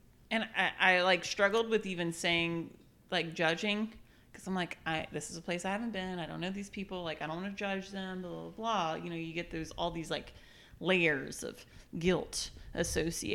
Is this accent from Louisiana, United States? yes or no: no; Kentucky, United States; I know I'm from here